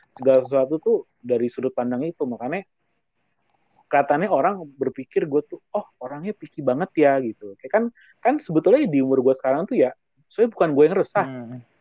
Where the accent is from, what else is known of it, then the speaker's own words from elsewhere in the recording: Java, Indonesia; jadi kan kalau kita orang Jawa kan apa hitungannya kan uh, kumpulnya kan bukan pas Natal, tapi pas lagi